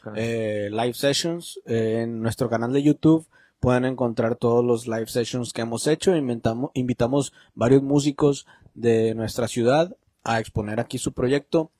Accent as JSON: {"language": "Spanish", "country": "Mexico", "said": "nosotros como mexicanos"}